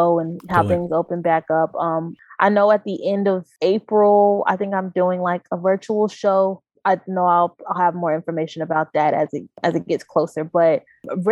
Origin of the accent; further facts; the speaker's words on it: Knoxville, Tennessee, United States; He's a really cool director that I grew up with in Knoxville